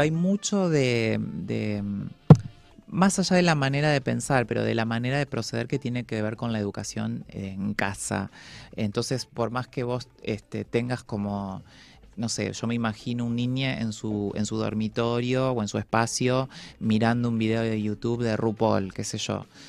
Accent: Paraná, Entre Ríos, Argentina; como en la ciudad de Paraná, donde yo nací

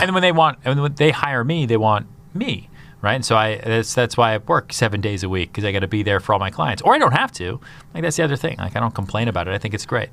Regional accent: outside Boston, Massachusetts, United States; moved away as an adult; also born or lived in Houston, Texas / upstate New York; now in New York City, United States; I grew up outside Boston

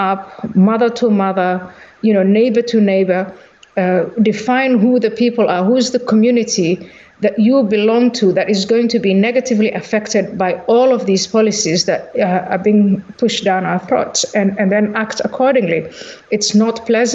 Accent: Somalia; moved away; also born or lived in Netherlands; I was born in Somalia

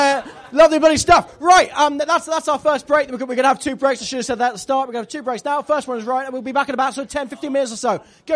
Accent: Tiverton, South West England, United Kingdom; I've moved home. I've moved home. I moved back home to my hometown in Devon, Tiverton.

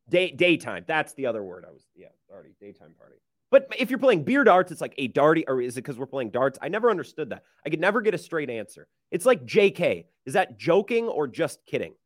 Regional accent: Menomonie, Wisconsin, United States; also born or lived in La Crosse, Wisconsin; I was driving from my hometown, Menominee, Wisconsin, the seven one five

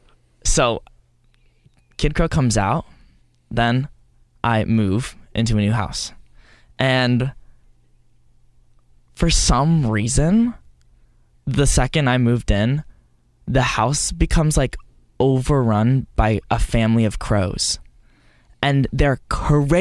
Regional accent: Texas, United States; I grew up in Texas

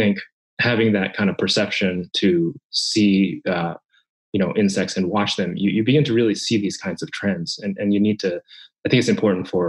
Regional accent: Japan; moved away; when I was a child growing up in Japan. I'm Japanese

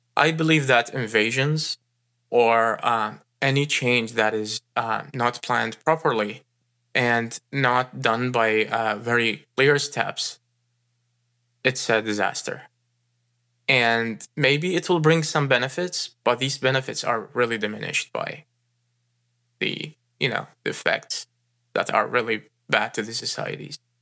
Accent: Iraq; moved away as an adult; now in United States; I was born in Iraq and raised there and spa-, spent my first twenty-one years there

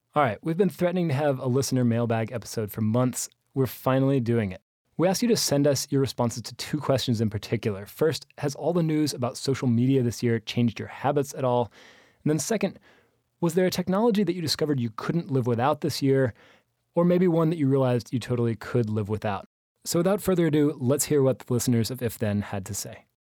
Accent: United States; I'm American

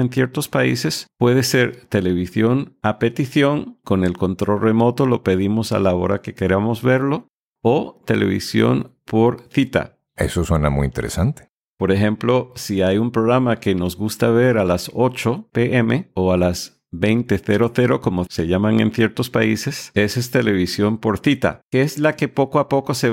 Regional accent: United States; yo soy de los Estados Unidos y la nacionalidad indicada y el gentilicio de los que hemos nacido en este país eh, nos llamamos estadounidenses

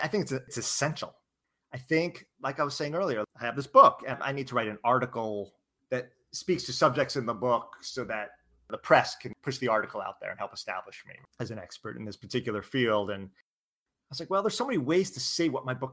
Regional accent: San Francisco, California, United States; I'm from San Francisco

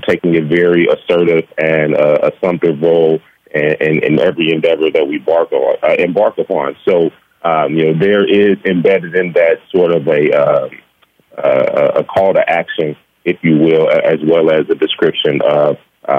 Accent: Gary, Indiana, United States; As you mentioned, we are born and raised in Gary, Indiana. We actually grew up a rock's throw from each other on the same block

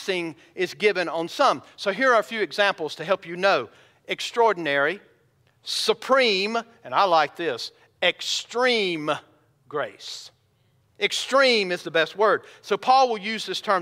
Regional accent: Bowman, Georgia, United States; now in Ozark, United States; When I was a kid growing up in Bowman, Georgia, we only had about 800 people that lived there

